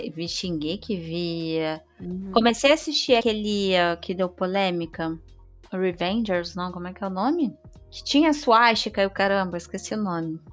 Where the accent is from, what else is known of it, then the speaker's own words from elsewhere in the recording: Rio de Janeiro, Brazil; Eu sou do Rio